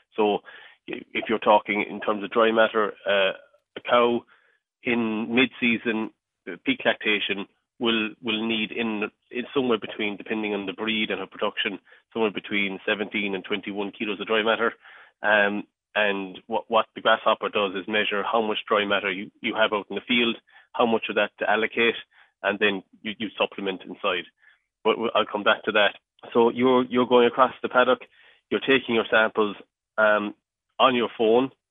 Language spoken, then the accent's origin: English; mid Cork, Munster, Ireland; I'm from Cork, um, and uh, so yeah, I was, I was uh, born and raised on a, a dairy farm and um, in, in mid Cork